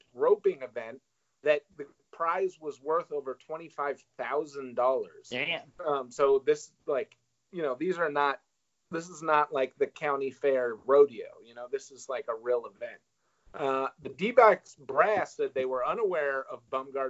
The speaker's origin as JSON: {"language": "English", "region": "Vermont", "country": "United States", "tie": "born or raised there", "said": "I grew up in very rural Vermont"}